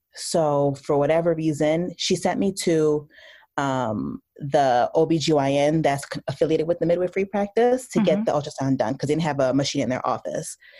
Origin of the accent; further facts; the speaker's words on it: New Jersey, United States; I'm from New Jersey. Uh, my parents are from the Caribbean, so I'm Haitian American. Uh, I went to school undergrad in New Jersey, so I stayed really close to home.